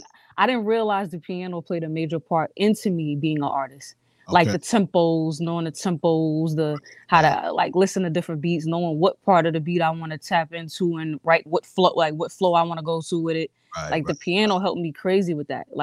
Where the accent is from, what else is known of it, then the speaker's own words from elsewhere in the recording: New York City, New York, United States; also born or lived in Montgomery, Alabama; I was born in Montgomery, Alabama. So majority of my roots is there. And I was raised in Queens by my grandmother, Queens, New York